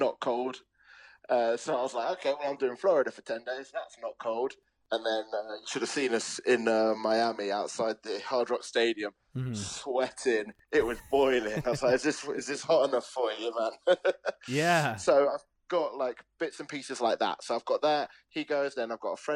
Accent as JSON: {"language": "English", "region": "London", "country": "United Kingdom", "moved": "yes", "lives_now": "Leeds, United Kingdom", "said": "I'm from London originally"}